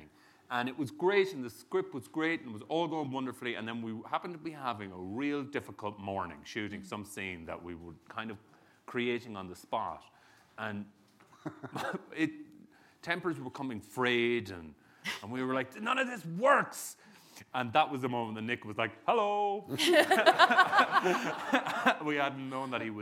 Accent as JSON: {"language": "English", "country": "Ireland"}